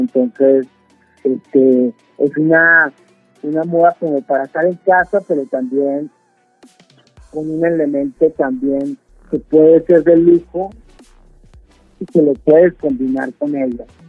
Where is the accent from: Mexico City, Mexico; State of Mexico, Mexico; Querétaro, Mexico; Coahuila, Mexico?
Coahuila, Mexico; Torreón; moved away as an adult; also born or lived in Ciudad Juárez, Mexico; now in New York, United States; Hace 30 años que salí de Torreón